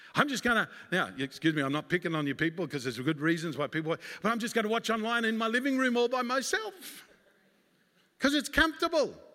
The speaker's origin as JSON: {"language": "English", "country": "Australia", "tie": "born or raised there", "moved": "as an adult", "lives_now": "United States", "said": "I'm an Australian by birth, and I came to America my wife and I, Sandy, and two boys came to America"}